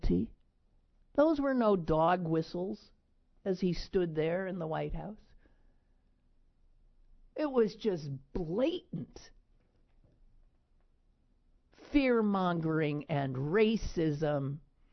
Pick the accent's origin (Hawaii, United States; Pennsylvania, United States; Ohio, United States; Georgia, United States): Pennsylvania, United States; Squirrel Hill; as an American Jew, as a Squirrel Hill Jew